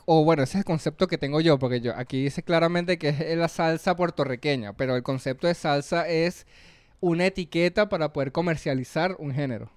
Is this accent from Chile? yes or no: no; Venezuela; moved away as an adult; now in Peru; cuando salí de Venezuela